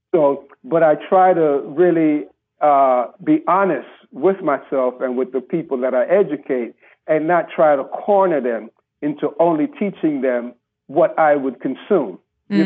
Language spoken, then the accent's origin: English; Panama; growing up in Panama with, with my grandparents